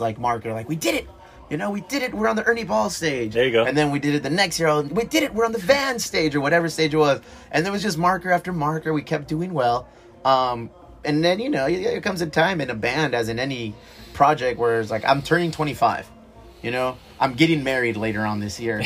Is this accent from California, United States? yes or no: yes; Chula Vista, California, United States; we grew up here in Chula Vista, South San Diego border town